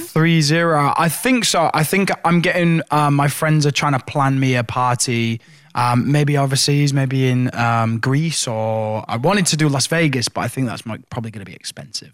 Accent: Hull, Yorkshire and the Humber, United Kingdom; my headline shows in in in Hull in my hometown

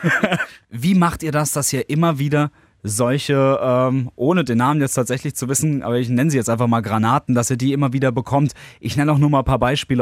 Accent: Worms, Rhineland-Palatinate, Germany; für mich als äh, gebürtiger Wormser

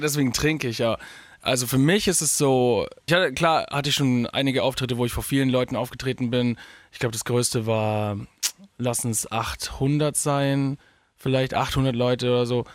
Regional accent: Augsburg, Bavaria, Germany; ich komme ja aus Augsburg, also wirklich aus Süden

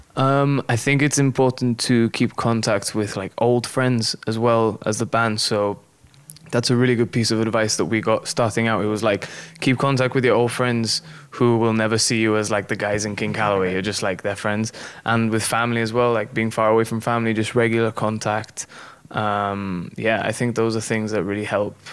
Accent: Gibraltar; moved away as an adult; now in Nashville, United States; I come from Gibraltar and there's no street called like Music Circle.

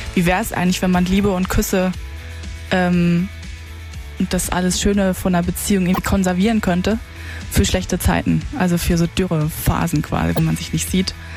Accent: Karlsruhe, Baden-Württemberg, Germany; now in Mannheim, Germany; ich komme ursprünglich aus Karlsruhe

